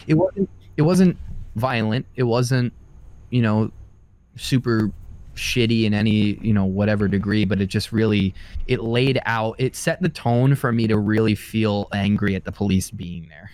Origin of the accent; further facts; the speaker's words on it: Long Island, New York, United States; where I grew up on Long Island.